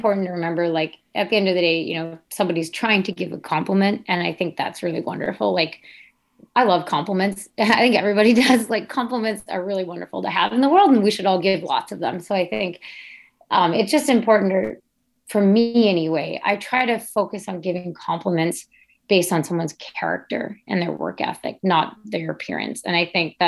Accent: United States; growing up as an American cross-country skier

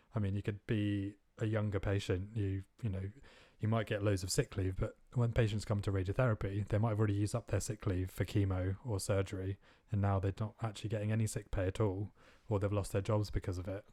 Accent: India; moved away as an adult; growing up in India

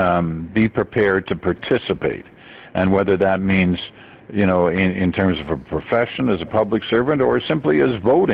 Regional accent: Canada; also born or lived in England / Malaya; I was born in England. The first couple of years were spent in England. Then we moved to Malaya in Southeast Asia before coming to Canada.

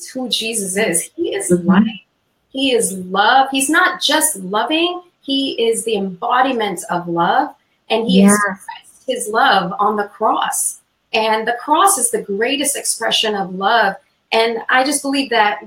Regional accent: India; moved away; I'm originally from India

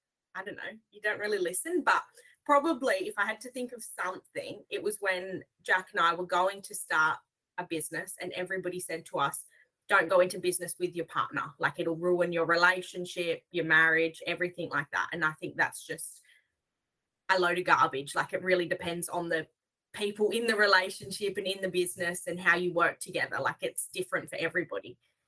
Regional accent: Western Australia, Australia; from AJM Hire in Western Australia.

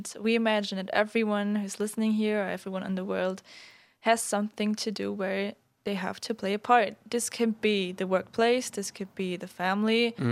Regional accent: Germany; moved away; I'm from Germany

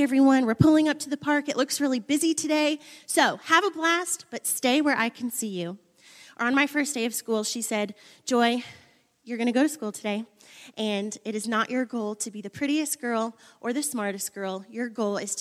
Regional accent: Buffalo, New York, United States; I grew up in Buffalo, New York.

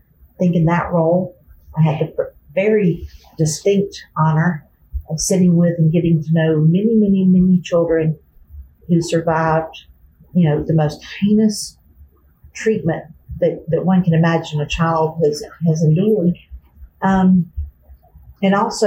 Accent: Birmingham, Alabama, United States; moved away as an adult; also born or lived in Tuscaloosa; now in Tennessee, United States; I grew up in Birmingham in Bluff Park, now known as Hoover, right on top of Chase Mountain

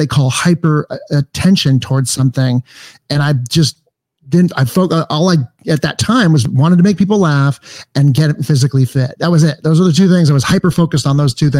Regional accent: Los Angeles, California, United States; I grew up in Encino

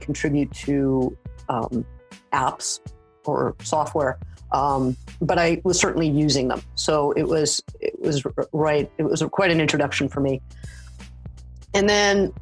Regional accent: Los Angeles, California, United States; moved away as an adult; now in Saskatoon, Canada; I'm originally from the Los Angeles area, and I now live in Saskatoon

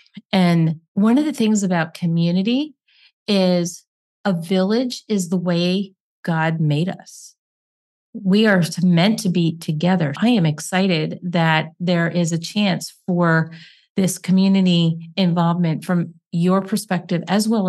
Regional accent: Hamburg, Pennsylvania, United States; I am from Hamburg, Pennsylvania.

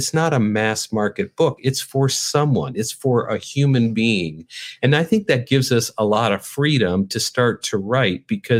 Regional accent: North Dakota, United States; now in Chicago, United States; When I moved from North Dakota to Chicago, I grew up in North Dakota. You probably don't even know anybody that grew up in North Dakota.

